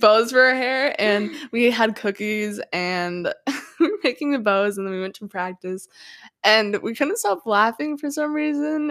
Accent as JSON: {"language": "English", "region": "Washington / Idaho border area", "country": "United States", "tie": "born or raised there", "said": "I've lived in that area my entire life, and, yeah, so I, I feel like I, like, live in Idaho and Washington 'cause I'm always going back and forth"}